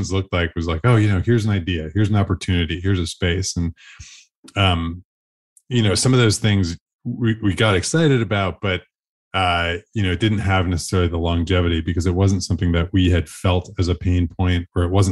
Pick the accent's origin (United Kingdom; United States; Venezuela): United States; Buffalo, New York; born and raised in Buffalo, New York